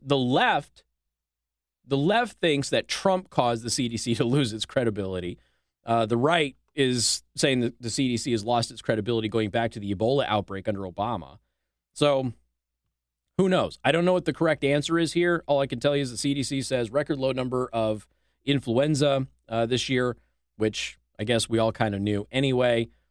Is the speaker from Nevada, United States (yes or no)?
yes; Nevada, United States; my home state of Nevada